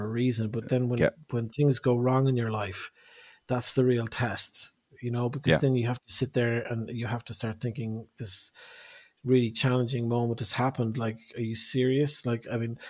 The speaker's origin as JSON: {"language": "English", "country": "Ireland", "said": "I'm from Ireland"}